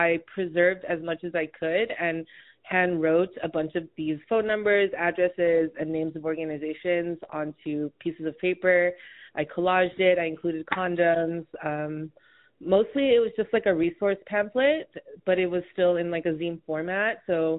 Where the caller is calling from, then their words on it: Honolulu, Hawaii, United States; also born or lived in New York City; I use they and them pronouns. I'm calling in from Honolulu, Hawaii, specifically the island of Oahu. But I've spent a lot of time in other parts of the U.S., more specifically New York City, but now I'm based in Honolulu.